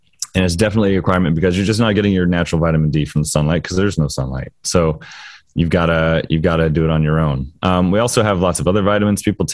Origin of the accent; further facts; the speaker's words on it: Florida, United States; moved away; being from Florida